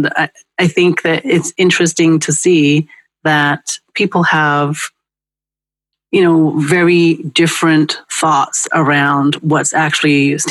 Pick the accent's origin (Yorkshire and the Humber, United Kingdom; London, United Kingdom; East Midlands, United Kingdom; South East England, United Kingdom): London, United Kingdom; now in Brooklyn, United States; I was trying to be able to talk slang and speak the way that my friends did because I went from London to Brooklyn, New